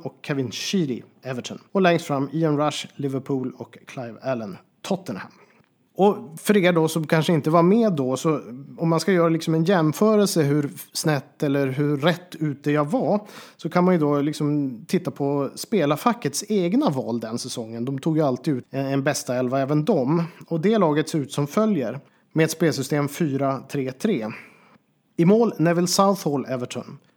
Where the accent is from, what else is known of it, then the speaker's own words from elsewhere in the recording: Boden, Norrbotten County, Sweden; min hemstad Boden